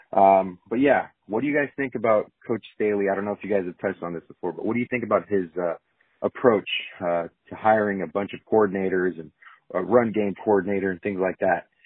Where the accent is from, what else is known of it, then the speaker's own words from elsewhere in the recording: San Diego, California, United States; I'm from San Diego, California